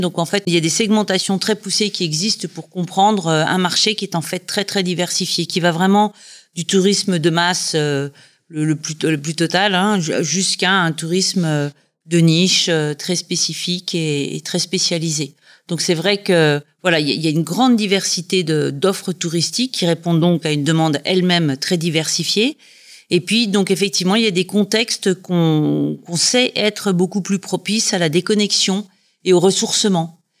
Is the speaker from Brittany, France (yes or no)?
no; Dijon, Bourgogne-Franche-Comté, France; moved away as an adult; also born or lived in United Kingdom / Scotland / Savoie; now in Dijon, France; Je suis originaire de Dijon, donc c'est un retour aux sources